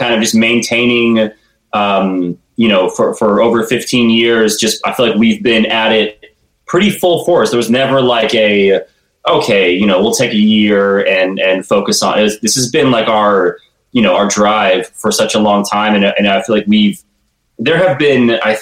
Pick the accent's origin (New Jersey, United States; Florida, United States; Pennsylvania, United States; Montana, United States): Florida, United States; Tallahassee; I'm from Tallahassee